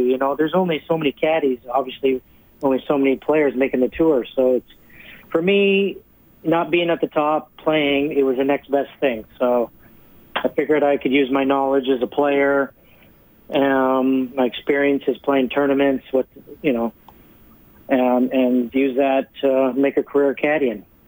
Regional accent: Sherwood Park, Alberta, Canada; moved away as an adult; also born or lived in Moose Jaw, Saskatchewan; now in Florida, United States; I was born in Moose Jaw and uh, moved here. Family moved here when I was about 10 years old, so I grew up at Sher Park

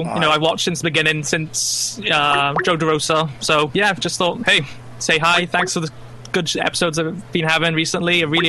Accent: Wales, United Kingdom; From Wales, UK.

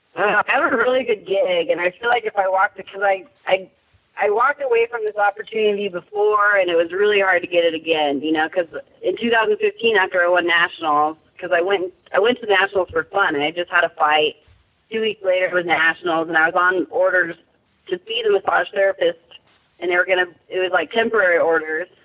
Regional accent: San Diego County, California, United States; I grew up in San Diego County

